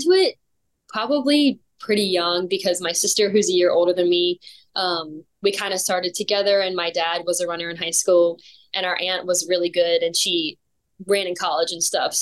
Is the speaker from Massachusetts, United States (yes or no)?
no; York, Pennsylvania, United States; moved away as an adult; also born or lived in Tennessee; now in Texas, United States; I'm originally from York, Pennsylvania, and I moved to Tennessee in 2019 for school at Lee